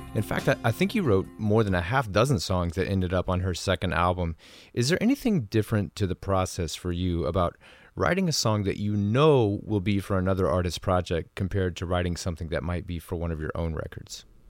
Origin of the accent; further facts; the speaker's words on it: Tennessee, United States; growing up in Tennessee